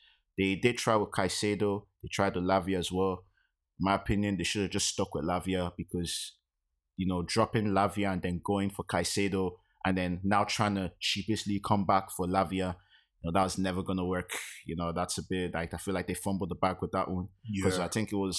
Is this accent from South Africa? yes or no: no; Nigeria; as a Nigerian.